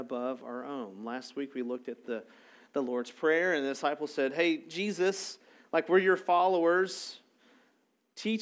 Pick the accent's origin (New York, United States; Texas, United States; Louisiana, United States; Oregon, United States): Texas, United States; Arlington; I'm from Arlington